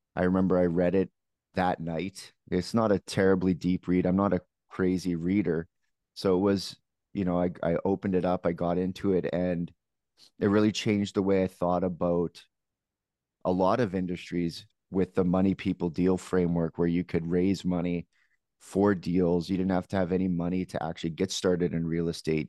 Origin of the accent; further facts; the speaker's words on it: Canada; as a Canadian